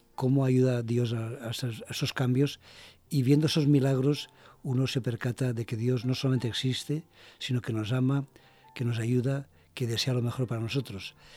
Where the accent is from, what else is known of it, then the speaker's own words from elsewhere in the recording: Valencia, Valencian Community, Spain; also born or lived in Basque Country; yo soy valenciano, de Valencia.